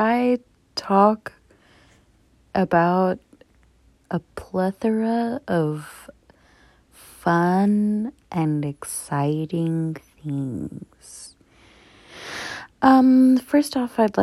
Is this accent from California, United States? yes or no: yes; Southern California, United States; I grew up in Southern California